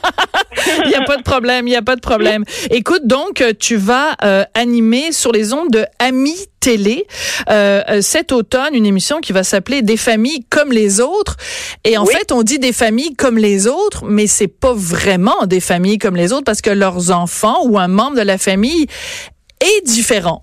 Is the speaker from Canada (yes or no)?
yes; Quebec, Canada; chez nous, à Québec